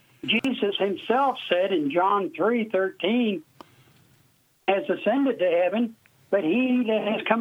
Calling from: Burlington, Iowa, United States; I'm calling from Burlington, Iowa.

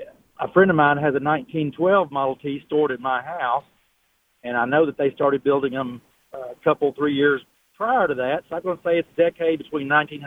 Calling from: Smyrna, Tennessee, United States; I was just driving from Greenwood, Mississippi, back to Smyrna, Tennessee, and caught you guys on the radio.

